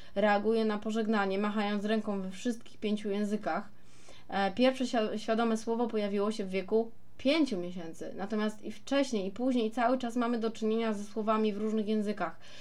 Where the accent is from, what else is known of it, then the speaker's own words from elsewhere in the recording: Poland; accent: Polish; mój polski akcent, a ja, mm, a jaki mam mieć, skoro mieszkam całe życie w Polsce?